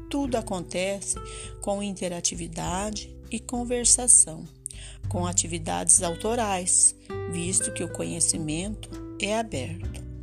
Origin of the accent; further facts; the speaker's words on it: Jacarezinho, Paraná, Brazil; sou de Jacarezinho, no norte do Paraná